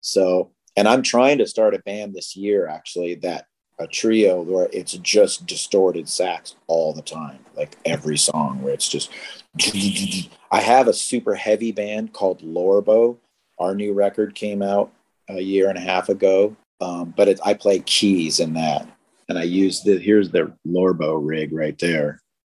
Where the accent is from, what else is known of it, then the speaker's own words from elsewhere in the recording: Seattle, Washington, United States; we're all from Seattle and we all knew each other.